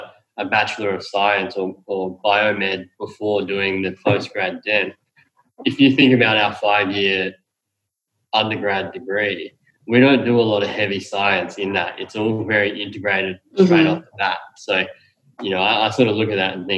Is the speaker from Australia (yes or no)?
yes; Adelaide, South Australia, Australia; I'm originally from Adelaide